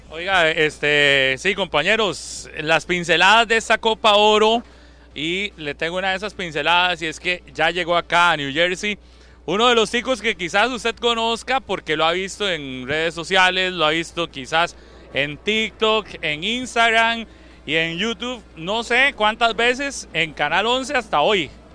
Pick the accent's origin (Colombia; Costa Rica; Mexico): Costa Rica; somos pulseadores los ticos